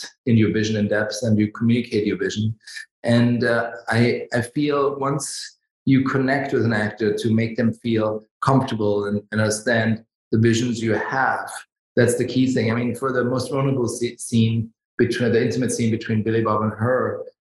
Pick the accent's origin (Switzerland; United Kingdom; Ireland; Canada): Switzerland; Davos, Graubünden; moved away; also born or lived in Germany; I grew up in Switzerland in the mountains, in Davos